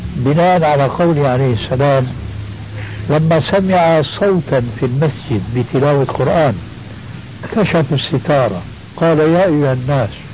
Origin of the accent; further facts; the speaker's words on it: Syria; عندنا بالشام